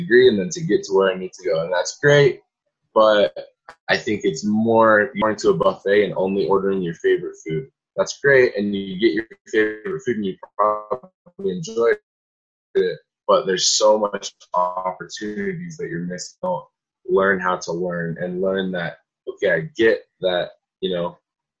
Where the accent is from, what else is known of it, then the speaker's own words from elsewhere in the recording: Salt Lake City, Utah, United States; now in Cedar City, United States; I'm from Salt Lake area, so I came down to Cedar City about 4 hours away